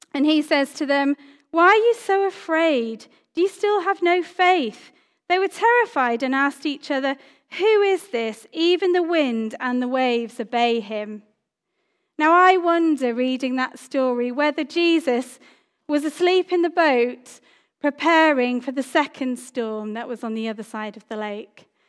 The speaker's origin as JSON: {"language": "English", "country": "Cyprus", "tie": "born or raised there", "moved": "yes", "said": "I grew up in Cyprus"}